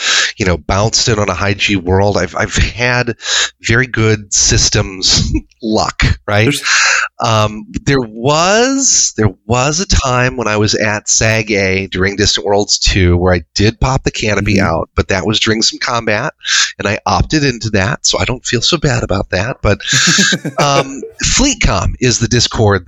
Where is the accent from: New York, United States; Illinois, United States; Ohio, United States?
Illinois, United States; Chicago; I grew up here in Chicagoland.